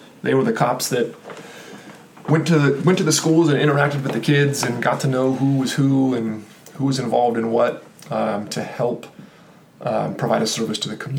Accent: Austin, Texas, United States; also born or lived in Kansas; I was born in Kansas, right next to Oklahoma. So I am familiar about where Oklahoma is. I jumped over and moved to Texas. Well, I shouldn't say I did. My family did when I was a little kid.

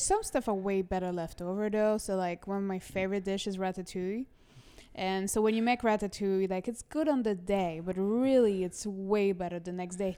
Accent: Toulouse, Occitania, France; moved away as an adult; also born or lived in Lyon / Paris / Miami; now in New York, United States; I was born in Toulouse, France

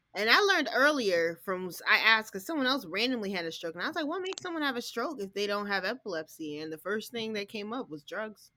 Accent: Texas, United States; I was born in Texas

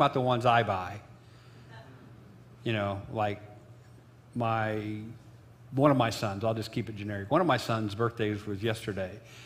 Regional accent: Illinois, United States; my hometown of Illinois

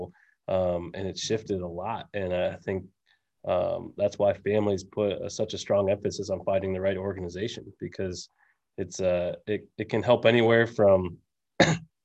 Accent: just outside of Pittsburgh, Pennsylvania, United States; now in Lehigh Valley, United States; the town that I grew up just outside of Pittsburgh

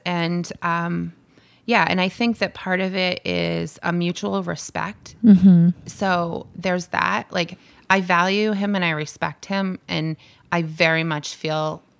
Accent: Barrington, New Hampshire, United States; we were living in southern New Hampshire. And I'm from Barrington.

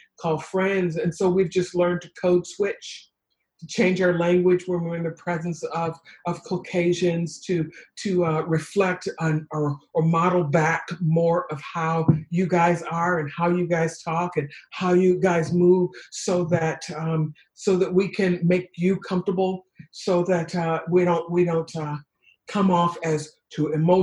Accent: Detroit, Michigan, United States; I was raised in Detroit

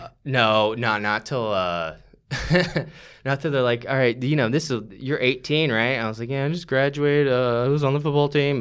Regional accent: St. Johns County, Florida, United States; moved away as an adult; now in Austin, United States; I grew up in Saint John's County

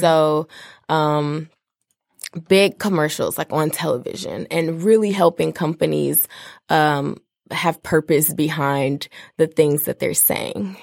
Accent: Detroit, Michigan, United States; also born or lived in Washington, D.C.; I'm from Detroit

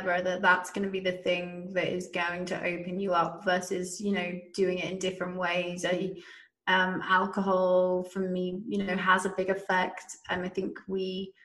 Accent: United Kingdom; I'm a Brit. I come from a massive drinking culture

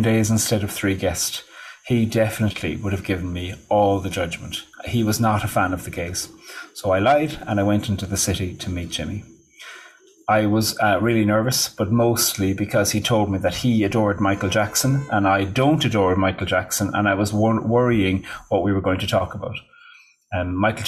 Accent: Ireland; moved away as an adult; also born or lived in Switzerland / Australia; now in New York, United States; in 2002, I moved home to Ireland from Australia

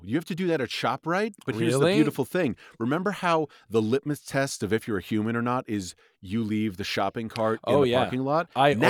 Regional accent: New York City, New York, United States; growing up in New York City

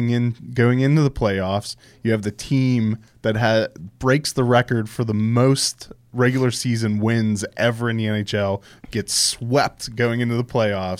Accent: Pittsburgh, Pennsylvania, United States; I grew up in Pittsburgh.

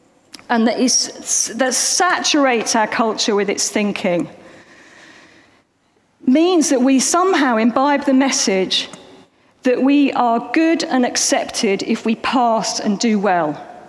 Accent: London, United Kingdom; accent: Cockney; Now, I grew up in East London. I have sort of tried to shrug off any hints of my Cockney accent, but it does come out sometimes when I'm a bit tired. But anyway, I grew up in East London.

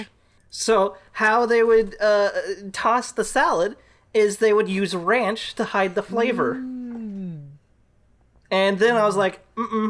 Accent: Texas, United States; I'm from Texas.

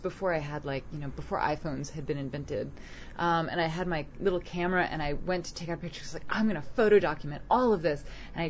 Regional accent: New York City, New York, United States; And I'm from Manhattan.

